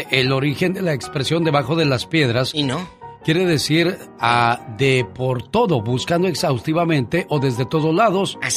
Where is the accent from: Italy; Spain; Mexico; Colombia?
Mexico; Mexico City; moved away; Un día salí de la Ciudad de México, pero la Ciudad de México nunca salió de mí.